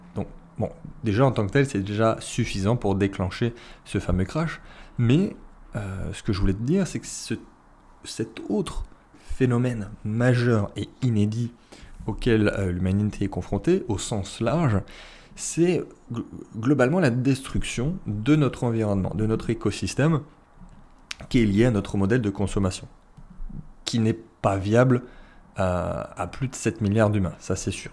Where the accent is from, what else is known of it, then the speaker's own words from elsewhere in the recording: France; nous on est français, on est européen